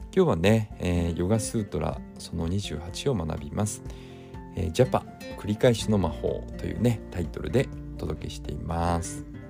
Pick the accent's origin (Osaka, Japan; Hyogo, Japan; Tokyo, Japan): Tokyo, Japan; Hachioji; 地元の八王子にね来られているので